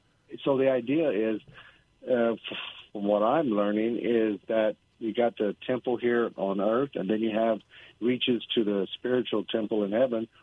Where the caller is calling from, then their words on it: San Antonio, Texas, United States; I'm calling from San Antonio.